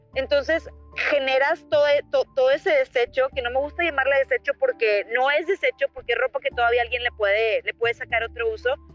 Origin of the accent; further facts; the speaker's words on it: Monclova, Coahuila, Mexico; moved away as an adult; also born or lived in Monterrey; yo me fui a Monterrey, eh, soy de Monclova, y éramos foráneas